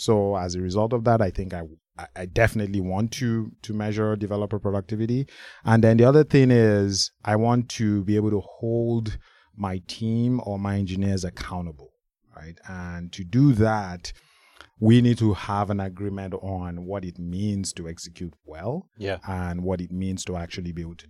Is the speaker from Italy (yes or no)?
no; Nigeria; I'm from Nigeria.